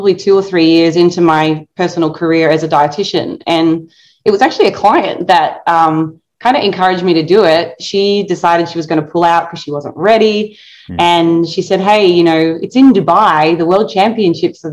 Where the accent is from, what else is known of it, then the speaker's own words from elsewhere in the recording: Tasmania, Australia; moved away; growing up in Australia